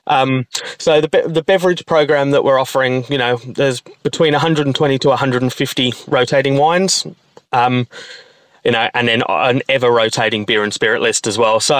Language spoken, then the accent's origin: English; United Kingdom; moved away as an adult; also born or lived in Melbourne, Australia; now in Perth, Australia; I was born in the UK um, in a little little town just outside of about well 45 minutes outside of London um, was where I grew up